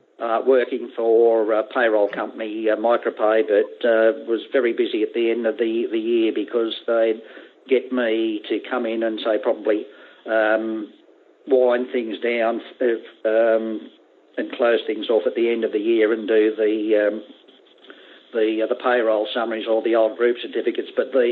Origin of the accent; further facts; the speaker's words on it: Sydney, New South Wales, Australia; Yeah, in Sydney.